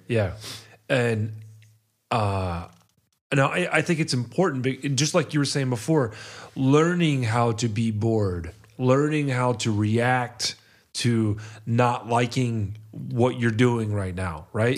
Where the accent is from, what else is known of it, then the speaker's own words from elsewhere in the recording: Atlanta, Georgia, United States; I grew up in Atlanta